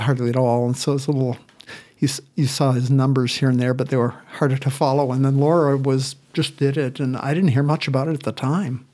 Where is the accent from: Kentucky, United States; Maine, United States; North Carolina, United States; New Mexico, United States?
Maine, United States; moved away; I grew up in Maine